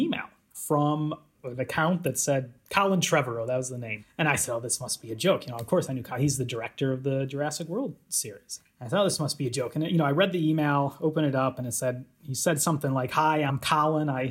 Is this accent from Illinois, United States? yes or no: yes; Chicago, Illinois, United States; moved away as an adult; now in Edinburgh, United Kingdom; I'm American. I grew up around Chicago, but I've been for about the past decade here at the University of Edinburgh in Scotland